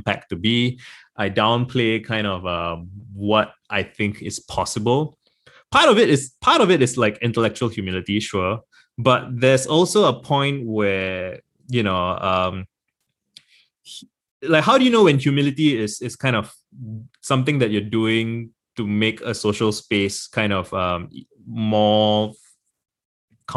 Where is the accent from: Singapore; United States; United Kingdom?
Singapore; I'm born and raised in Singapore. I've been here all my life.